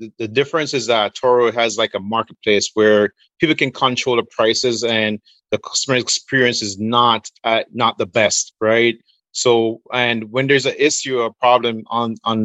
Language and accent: English; Jamaica; I'm from Jamaica